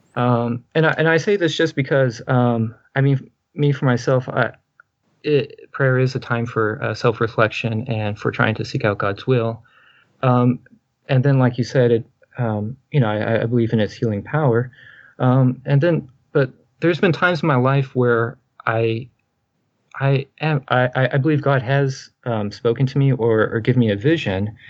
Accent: Texas, United States; I'm a Baptist from Texas, the Bible Belt

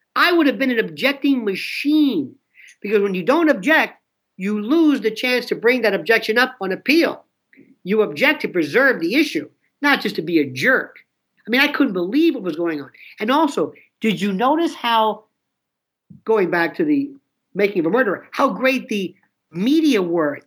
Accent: Florida, United States; I'm from Florida, not Florida, Florida

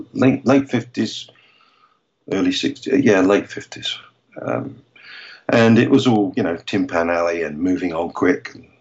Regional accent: London, United Kingdom; moved away; growing up in London

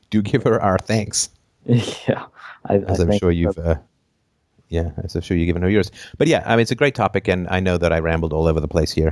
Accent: England, United Kingdom; also born or lived in Canada; And I grew up among the poor. I think I have some insights around the poor. I grew up poor in England. I grew up poor in Canada lived in a variety of, of locations.

